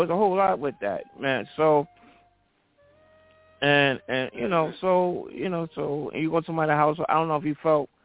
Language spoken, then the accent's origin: English; New York City, New York, United States; my hometown of Brooklyn